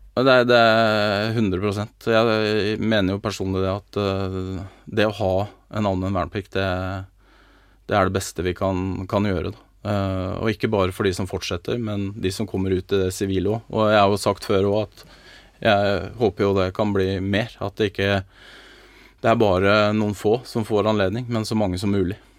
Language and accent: Norwegian; Norway